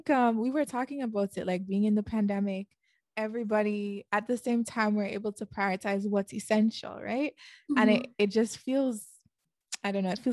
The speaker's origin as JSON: {"language": "English", "country": "Jamaica", "tie": "born or raised there", "said": "I grew up in Jamaica. And honestly, being on the island, things are a little bit more, more simple."}